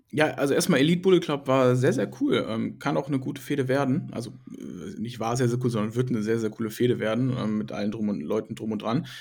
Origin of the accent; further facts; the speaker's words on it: Krefeld, North Rhine-Westphalia, Germany; hier auch in meiner Heimatstadt